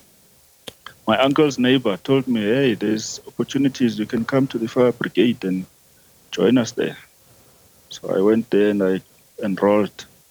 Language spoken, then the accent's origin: English; Umzimkulu, KwaZulu-Natal, South Africa; now in Tshwane, South Africa; I was born in Umzimkulu. It's a village in KwaZulu-Natal